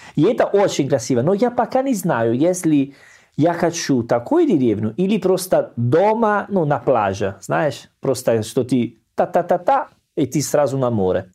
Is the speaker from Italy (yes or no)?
yes; Salerno, Campania, Italy; Russian is a second language; moved away; Я из Салерно, у нас есть море